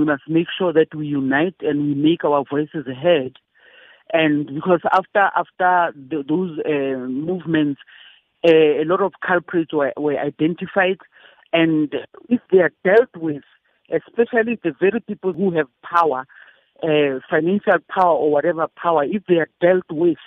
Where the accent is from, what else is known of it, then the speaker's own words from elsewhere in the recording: South Africa; apartheid was still the thing in my country